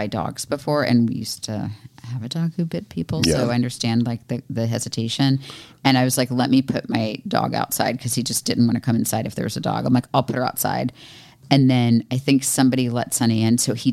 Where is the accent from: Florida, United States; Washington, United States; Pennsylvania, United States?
Florida, United States; moved away; I'm from Florida